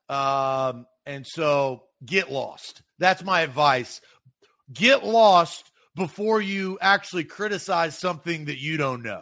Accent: the South, United States; accent: Southern; they would definitely say that I was from the South.

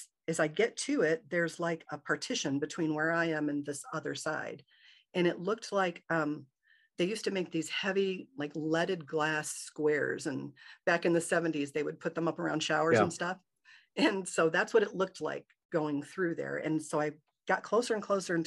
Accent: Michigan, United States; I grew up in Michigan

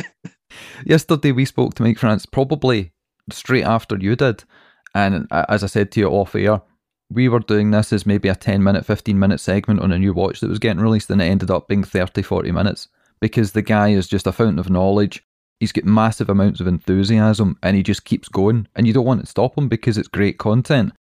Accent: Scotland, United Kingdom; We're Scottish

